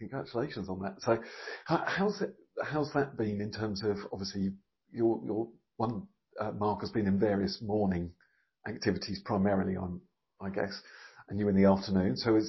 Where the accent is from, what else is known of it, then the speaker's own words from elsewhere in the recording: Felixstowe, East of England, United Kingdom; So obviously, as I grew up in Felixstowe, I just have an amazingly close. I just think the world of it.